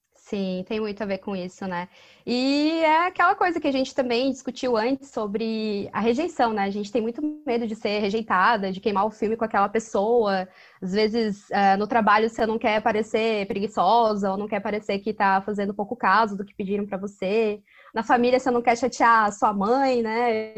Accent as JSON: {"language": "Portuguese", "town": "Florianópolis", "region": "Santa Catarina", "country": "Brazil", "said": "eu sou de Foripa"}